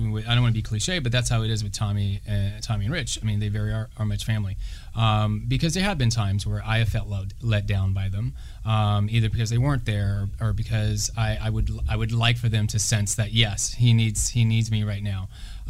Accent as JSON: {"language": "English", "region": "Louisiana", "country": "United States", "said": "I'm from Louisiana."}